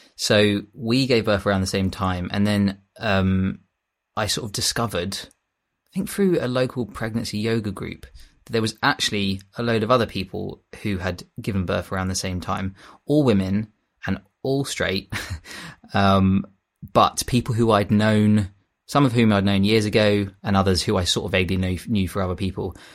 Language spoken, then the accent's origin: English; Kent coast, South East England, United Kingdom; moved away as an adult; also born or lived in London; I had moved back to my hometown on the Kent coast from London